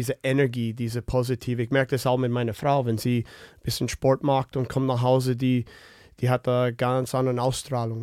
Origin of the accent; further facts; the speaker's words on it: Winnipeg, Manitoba, Canada; German is a second language; moved away as an adult; now in Germany; ich komme aus Winnipeg, wo äh, wir haben viel Möglichkeit dort äh, draußen äh, Schlittschuh zu laufen und zu spielen